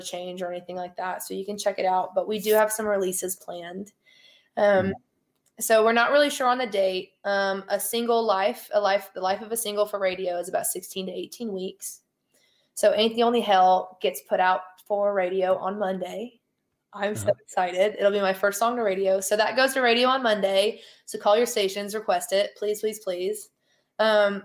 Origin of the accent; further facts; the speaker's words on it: Tulsa, Oklahoma, United States; moved away as an adult; also born or lived in Owasso, Oklahoma; now in Nashville, United States; I'm from Tulsa. So Kane's Ballroom is where I grew up listening to music